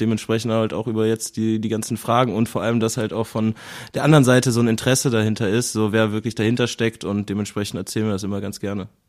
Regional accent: Cologne, North Rhine-Westphalia, Germany; also born or lived in Berlin; Ich bin natürlich auch in Köln geboren, äh, bin geboren im Agnesviertel und dann aufgewachsen am Zoo

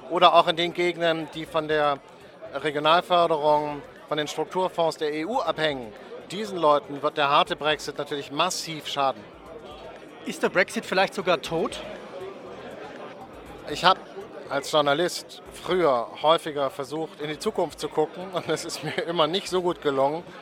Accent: Germany; wir gerade als Deutsche

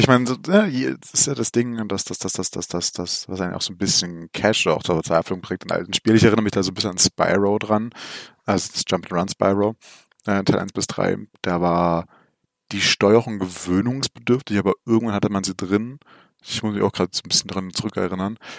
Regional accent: Germany; bei uns in Deutschland

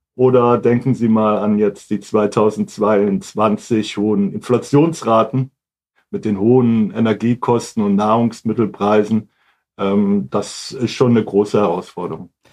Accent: Hamburg, Germany; moved away as an adult; now in Wiesbaden, Germany; ursprünglich komme ich aus Hamburg

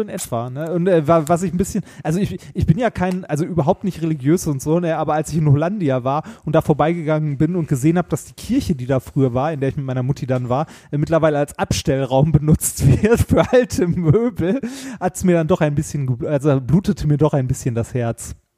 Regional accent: Essen, North Rhine-Westphalia, Germany; moved away; ich bin in Essen groß geworden

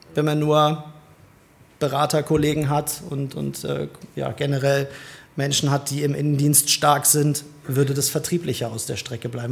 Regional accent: Hildesheim, Lower Saxony, Germany; bin gebürtiger Hildesheimer, wenn man das so sagen kann. Habe meine komplette Schul- und Arbeitszeit bisher hier verbracht

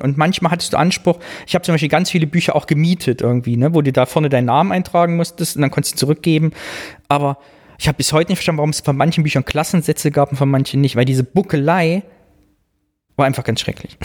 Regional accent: the East, East Germany, Germany; meiner Kindheit, meiner Jugend im Osten

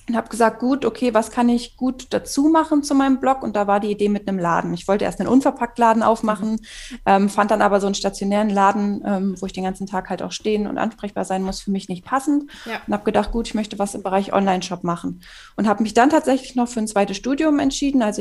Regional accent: Hannover, Lower Saxony, Germany; now in Zwickau, Germany; Ursprünglich komme ich aus Hannover, aber wohne jetzt seit zwei Jahren in einem kleinen Dorf in Sachsen in der Region Zwickau.

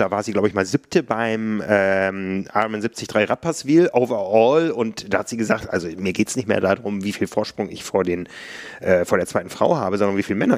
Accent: Osnabrück, Lower Saxony, Germany; das hört sich jetzt nicht so nach der äh, Mountainbike-Metropole an, aber meiner Heimat Osnabrück.

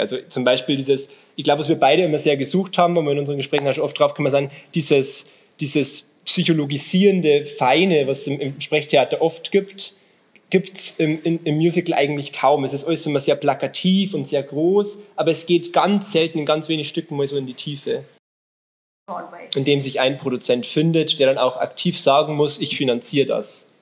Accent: Alpine foothills south of Munich, Bavaria, Germany; now in Munich, Germany; komme eigentlich ursprünglich noch von ganz viel, noch südlicher. Also Alpenvorland ist schon nett gesagt

